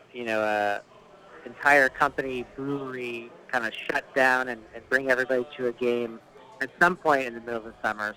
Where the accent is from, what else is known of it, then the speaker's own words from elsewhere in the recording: New England, United States; moved away; also born or lived in Connecticut / Massachusetts / Seattle area; I'm from back east, so I was raised in New England, Connecticut, and Mass uh, mostly